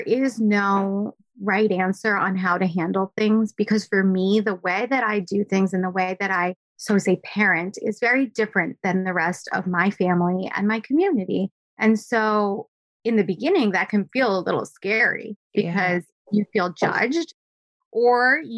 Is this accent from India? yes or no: yes; India; first language Gujarati; English is a second language; also born or lived in New Jersey; now in Manhattan, United States; we all lived in a joint family home. That's very typical for my culture. I'm Indian.